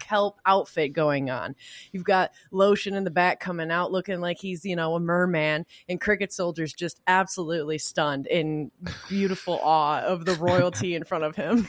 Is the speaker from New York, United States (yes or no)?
no; Michigan, United States; I'm from Michigan